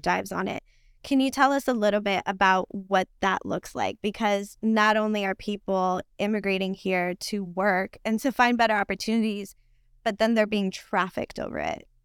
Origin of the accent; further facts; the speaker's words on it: Puerto Rico; English is a second language; also born or lived in New York; now in United States; although I was born in New York, I was raised in Borinquen, or better known by its colonial name of Puerto Rico.